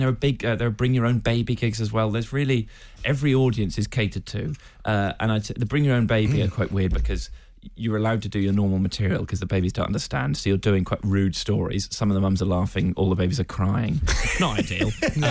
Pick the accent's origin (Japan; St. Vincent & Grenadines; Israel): Japan; Tokyo; born there; I was born in Tokyo.